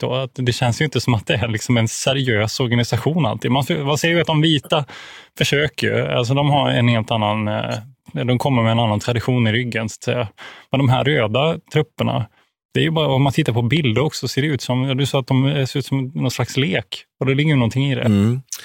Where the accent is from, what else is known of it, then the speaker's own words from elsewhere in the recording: Växjö, Kronoberg County, Sweden; moved away as an adult; now in Umeå, Sweden; jag är född i, i eh, Växjö, då, i södra Sverige